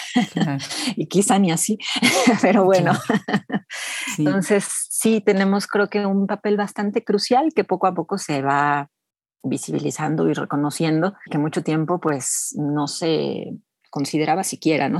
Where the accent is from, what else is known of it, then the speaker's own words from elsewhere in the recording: Mexico City, Mexico; yo me identifico bastante como chilanga, en realidad nací en la Ciudad de México y aquí he vivido toda mi vida